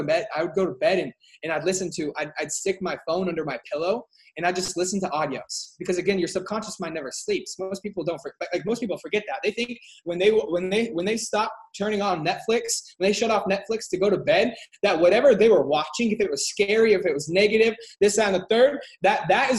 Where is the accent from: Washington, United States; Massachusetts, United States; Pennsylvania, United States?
Washington, United States; I'm from Washington State.